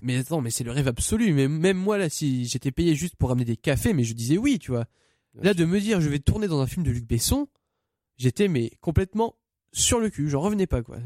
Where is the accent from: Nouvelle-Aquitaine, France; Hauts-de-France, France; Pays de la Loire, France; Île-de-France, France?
Hauts-de-France, France; Saint-Amand-les-Eaux; je viens de Saint-Amand-les-Eaux exactement